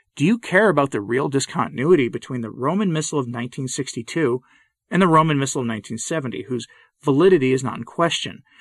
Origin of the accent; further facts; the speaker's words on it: Northeast, United States; I grew up in the Northeast